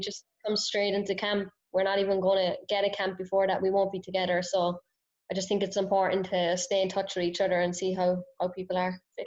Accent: Cork, Munster, Ireland; moved away as an adult; now in Raleigh, United States; I grew up in Cork, small town

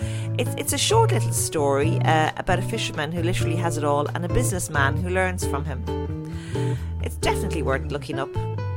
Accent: Howth, Leinster, Ireland; I'm out here in my hometown of Howth by the sea

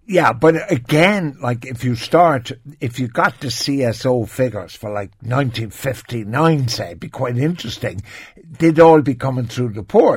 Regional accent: Ireland; as an Irish person

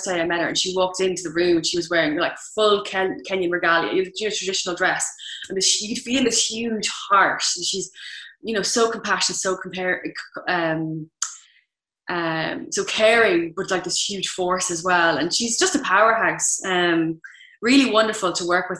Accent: Ireland; also born or lived in United Kingdom / London / Paris; I'm white and I'm Irish, and I traveled with an Irish passport

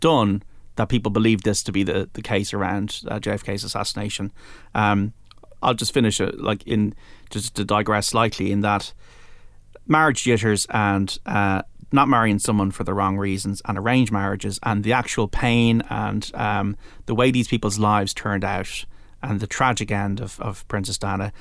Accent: Ireland; as an Irish person

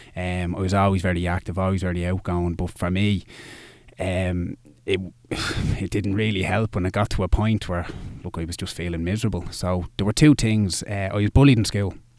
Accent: Dublin, Leinster, Ireland; I'm from Dublin. I, I've lived here all my life

